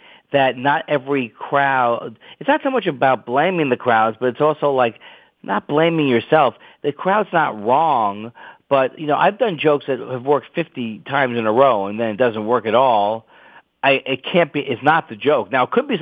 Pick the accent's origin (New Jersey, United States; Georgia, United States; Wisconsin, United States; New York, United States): New York, United States; moved away; I'm from New York. I'm an ex-New Yorker